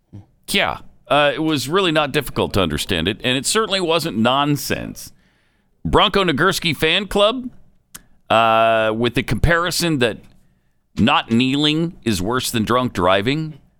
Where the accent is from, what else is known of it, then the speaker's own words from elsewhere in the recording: Minnesota, United States; Especially in my home state of Minnesota.